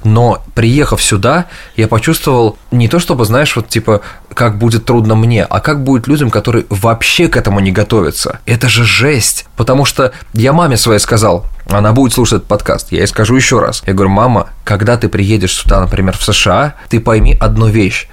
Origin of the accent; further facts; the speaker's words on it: Russia; moved away as an adult; now in New York, United States; I'm originally from Russia.